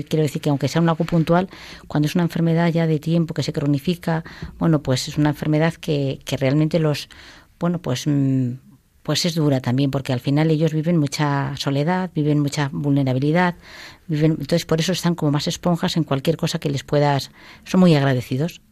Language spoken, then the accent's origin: Spanish; Toledo, Castilla-La Mancha, Spain; Yo soy de un pueblo de Toledo